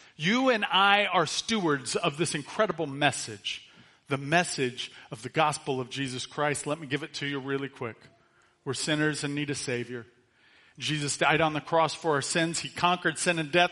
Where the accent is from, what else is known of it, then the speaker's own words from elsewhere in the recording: United States; we're American citizens